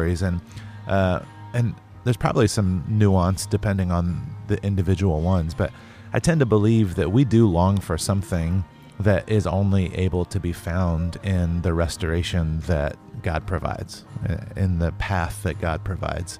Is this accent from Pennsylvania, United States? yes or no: no; North Carolina, United States; I grew up in the South in North Carolina